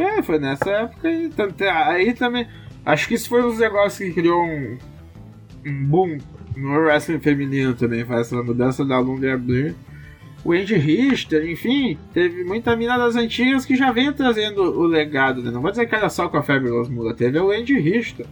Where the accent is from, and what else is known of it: Brazil